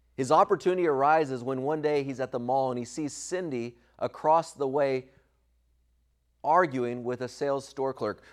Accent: Southern California, United States; When I was a kid growing up in Southern California

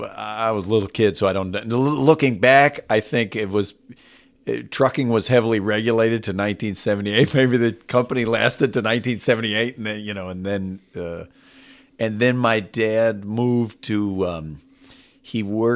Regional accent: California, United States; also born or lived in Waco, Texas; The …, my dad's family is from Waco, Texas. My mom's family was from Abilene. I was born in Waco. They moved to California when I was a kid.

